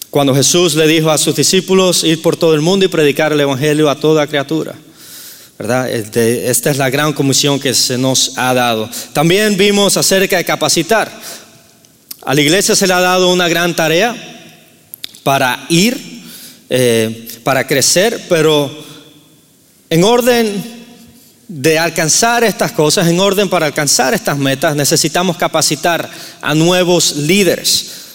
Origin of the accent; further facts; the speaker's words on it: Cuba; moved away; soy nativo de Cuba, entonces si escuchan un acento raro es porque soy de Cuba